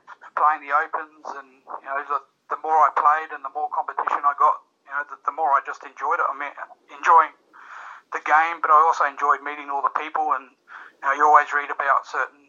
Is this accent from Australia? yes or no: yes; Townsville, Queensland, Australia; that was actually in Townsville where I first started and where all my dart friends were